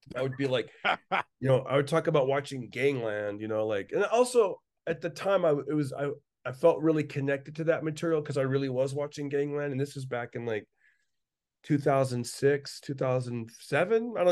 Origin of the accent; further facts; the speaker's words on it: Fresno, California, United States; growing up in East Fresno